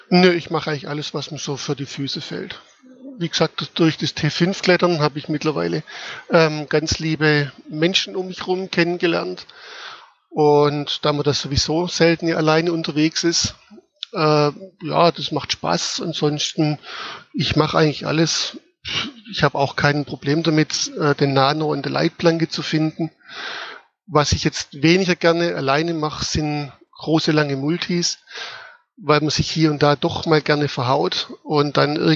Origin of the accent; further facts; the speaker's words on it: Baden-Württemberg, Germany; wie der Name schon sagt, komme ich aus dem schönen schwäbischen Kochertal.